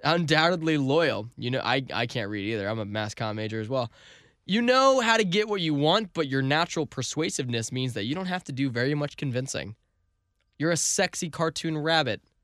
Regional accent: St. Louis, Missouri, United States; we're from Saint Louis

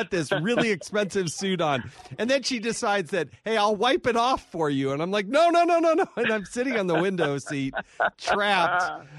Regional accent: Scottsdale, Arizona, United States; moved away; I went to grade school and high school in Scottsdale, Arizona

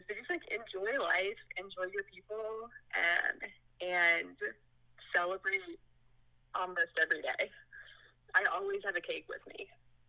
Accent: Houston, Texas, United States; Okay, I am from Houston, born and raised, still live here

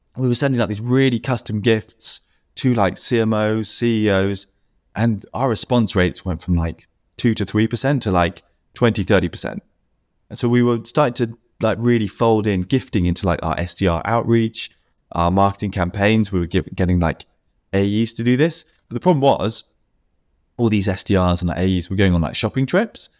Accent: United Kingdom; me being a Brit

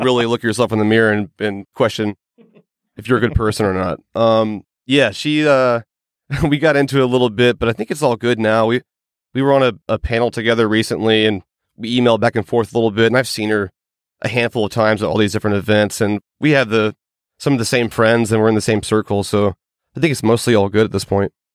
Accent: Georgia, United States; in my home state, which is Georgia

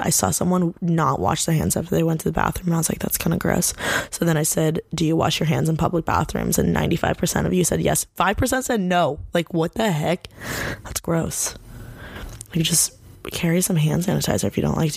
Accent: Bloomington, Indiana, United States; moved away as an adult; now in Los Angeles, United States; I grew up born and raised in Bloomington, Indiana.

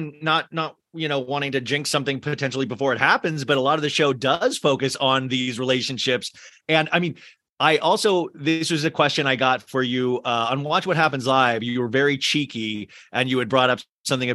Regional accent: Scottsdale, Arizona, United States; moved away; I grew up in Scottsdale.

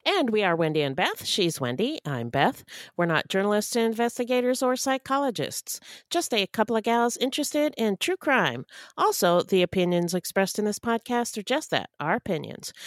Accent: Canada; one of my fellow Canadians

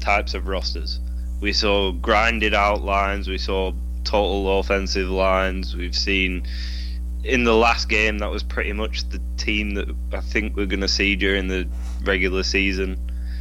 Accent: England, United Kingdom; I'm English

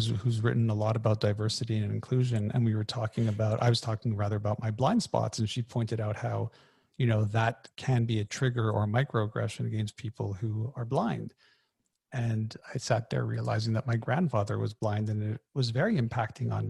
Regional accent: Canada; I'm Canadian

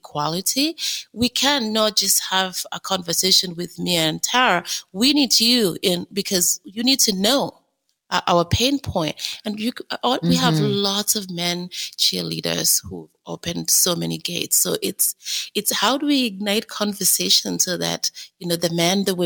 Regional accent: Kenya; now in Canada; I was born in Kenya

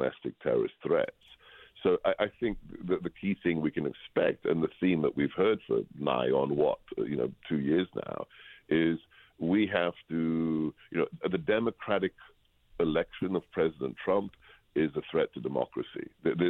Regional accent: England, United Kingdom; moved away; I grew up in England, and where everybody just talks about the weather

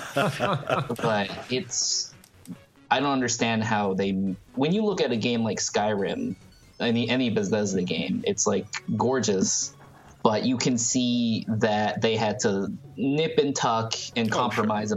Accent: Thailand; moved away; I grew up in Thailand

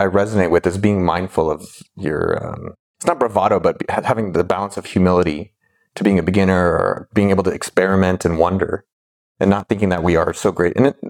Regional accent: San Jose, California, United States; now in Austin, United States

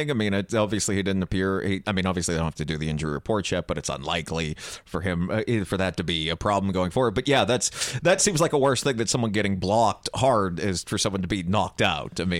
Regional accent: New Jersey, United States; I I've never been so scared in my life, and I'm from Jersey.

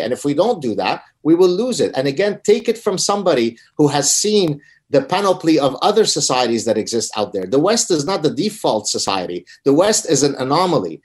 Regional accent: Lebanon; moved away; I come from Lebanon. We're Lebanese Jews who escaped execution in Lebanon because of our heritage.

